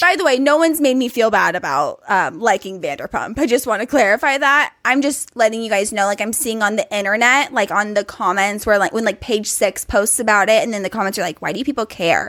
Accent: California, United States; we in California don't realize how lucky we are to have been, like, born and raised in California

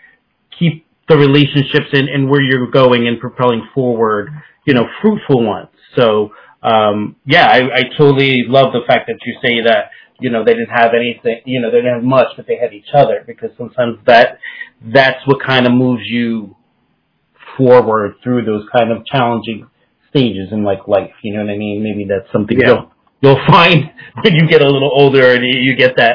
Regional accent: Newark, New Jersey, United States; I grew up in the Ironbound section of Newark, so Italian family

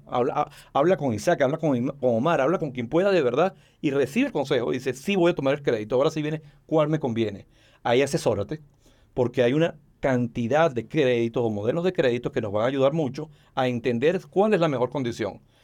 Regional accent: Venezuela; now in Mexico; Soy venezolano de nacimiento y mexicano de, corazón y de decisión

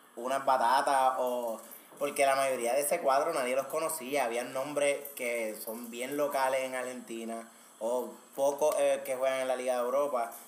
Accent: Puerto Rico; nosotros los boricuas

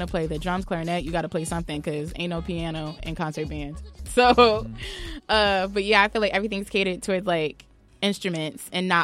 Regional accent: New Jersey, United States; I'm really proud to be from Jersey.

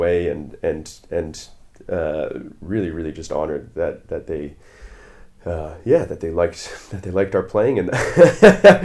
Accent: Canada; moved away as an adult; now in London, United Kingdom; I'm a Canadian saxophone player living in London now, the last 7 or so years

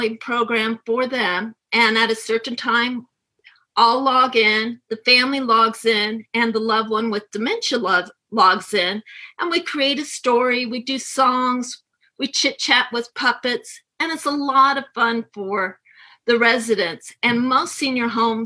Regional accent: right outside of San Francisco, California, United States; moved away as an adult; also born or lived in Kansas City area; now in Kansas City, United States; I was born and raised right outside of San Francisco

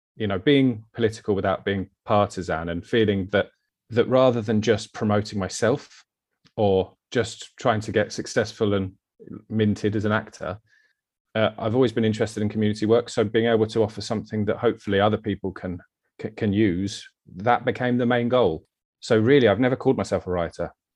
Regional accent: Brighton, South East England, United Kingdom; also born or lived in London; now in Eastbourne, United Kingdom; I've grew up in Brighton. So Brighton boy, born and bred

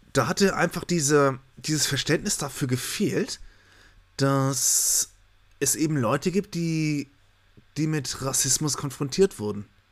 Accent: Germany; wir vielleicht als Deutsche

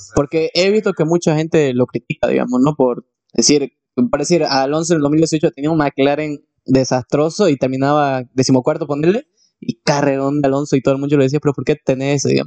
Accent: Santa Cruz de la Sierra, Santa Cruz, Bolivia; nosotros somos de Santa Cruz, Bolivia

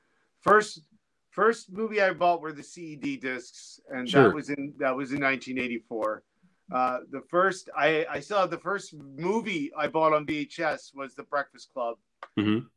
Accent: New Jersey, United States; I'm a guy from Jersey

